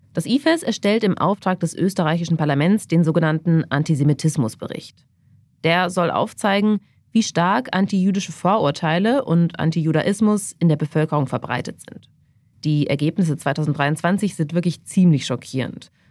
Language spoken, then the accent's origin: German; Germany; bei uns in Deutschland